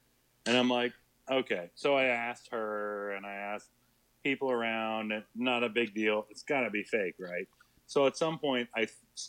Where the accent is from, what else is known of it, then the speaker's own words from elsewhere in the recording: West Coast, United States; where I grew up on the West Coast.